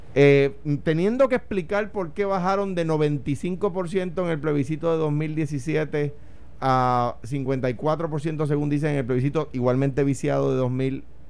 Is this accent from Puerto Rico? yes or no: yes; Puerto Rico; Yo soy un puertorriqueño con ciudadanía americana